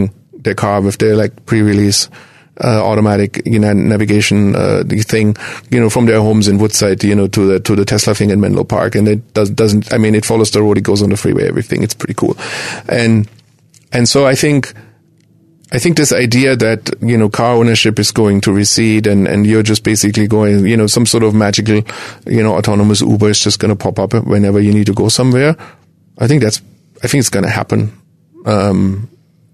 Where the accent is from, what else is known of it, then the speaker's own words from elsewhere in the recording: Germany; now in United States; I'm originally from Germany